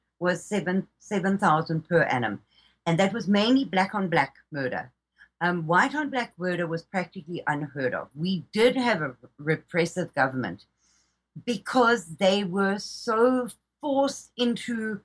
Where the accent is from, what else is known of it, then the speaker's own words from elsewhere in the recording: South Africa; We became ashamed to be white, to be South African